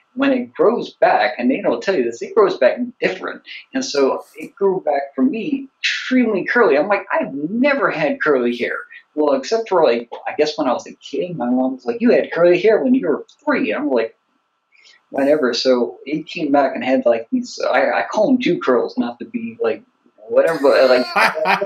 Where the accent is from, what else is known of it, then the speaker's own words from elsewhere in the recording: the South, United States; I'm from the South, but it's just like I got the one language.